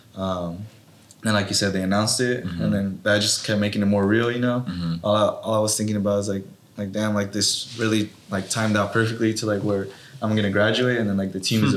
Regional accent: Watsonville, California, United States; I was born and raised in Watsonville

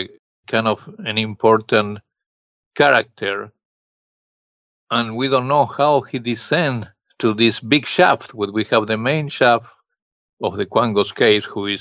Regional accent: Buenos Aires, Argentina; now in New York City, United States; I grew up in Argentina, Buenos Aires

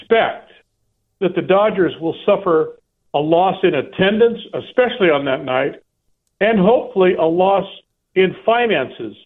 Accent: San Diego, California, United States; moved away; growing up in San Diego

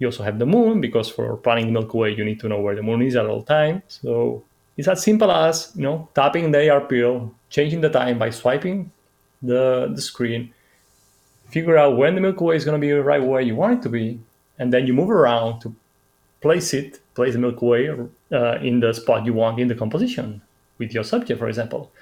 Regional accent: Menorca, Balearic Islands, Spain; now in Madrid, Spain; I come from Menorca, this little island.

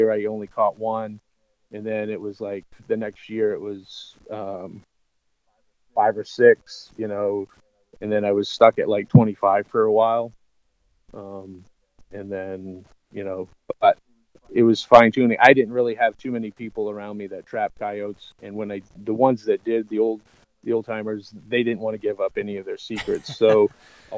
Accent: Old Orchard Beach, Maine, United States; I grew up in Old Orchard Beach, Maine

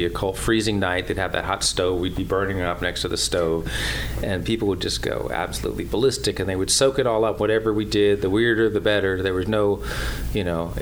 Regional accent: New York, United States; moved away; also born or lived in the South; I'm a New Yorker that moved to the South to play the banjo

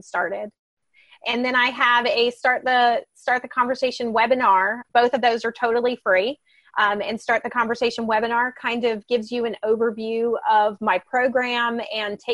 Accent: Georgia, United States; I was born in Georgia

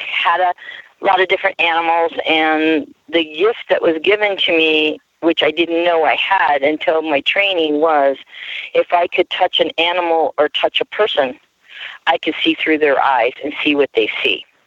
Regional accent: Harrisburg, Pennsylvania, United States; now in Ukiah, United States; I was born in the Harrisburg, Pennsylvania area

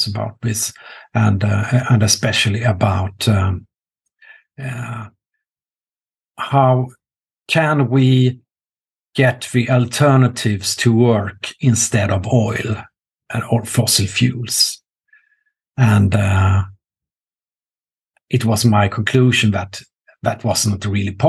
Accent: Norrköping, Östergötland, Sweden; my hometown, Norrköping

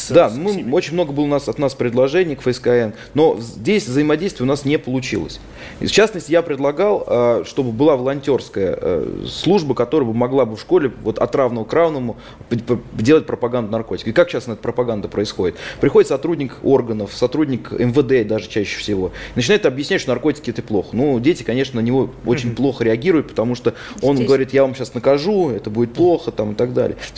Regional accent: Penza, Penza Oblast, Russia; Даже вот в моем родном городе в Пензе было несколько ларьков со спайсами.

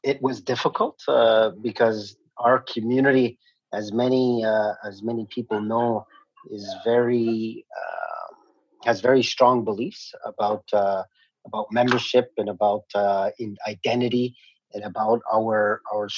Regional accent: Kahnawake, Quebec, Canada; I'm from the Ganyakkeha community of Ganawage, which is located just south of Montreal

